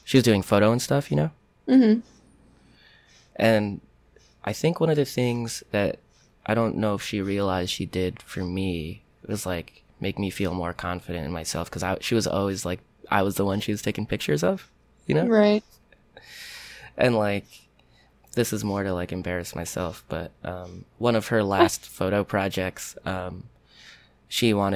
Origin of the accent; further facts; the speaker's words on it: Rockland County, New York, United States; I grew up like right across the Tappan Zee Bridge in Rockland County